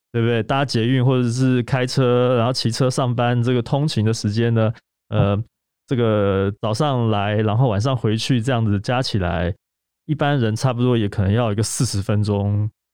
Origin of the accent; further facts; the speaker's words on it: Taiwan; 我们台湾这边